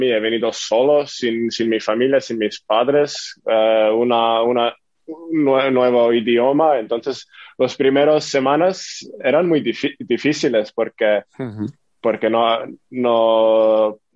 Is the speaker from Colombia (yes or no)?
no; Estonia; now in Vitoria, Spain; porque en Estonia no tenemos un equipo